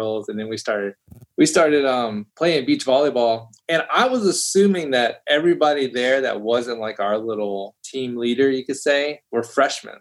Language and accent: English; South Georgia, United States; I'm from South Georgia